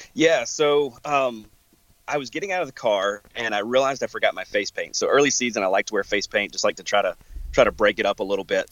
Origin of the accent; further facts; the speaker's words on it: the South, United States; now in Wisconsin, United States; growing up in the South hunting in pretty tight cover